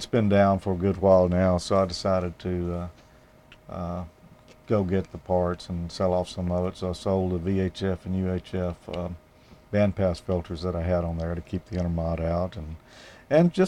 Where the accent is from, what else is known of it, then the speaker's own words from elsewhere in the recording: Ridgeland, Mississippi, United States; And that's in Ridgeland, Mississippi, my hometown.